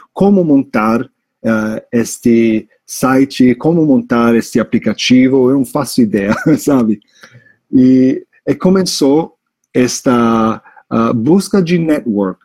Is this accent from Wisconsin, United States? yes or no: no; New York, United States; Portuguese is a second language; moved away as an adult; also born or lived in Italy; now in Brazil; Eu sou um americano de New York, de Nova York, mas eh, eu sou de família italiana.